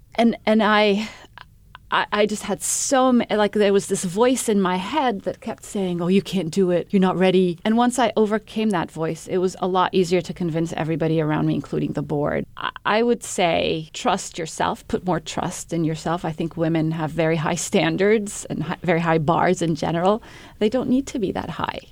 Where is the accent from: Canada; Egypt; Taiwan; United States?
Egypt; moved away as an adult; also born or lived in Middle East / Cambridge, England; I'm um, originally from Egypt. I grew up in the Middle East